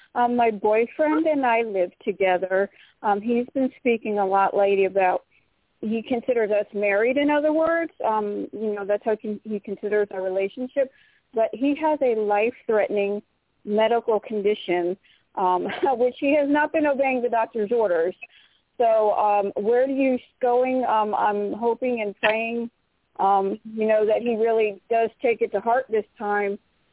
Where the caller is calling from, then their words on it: Florida, United States; I'm calling from Florida.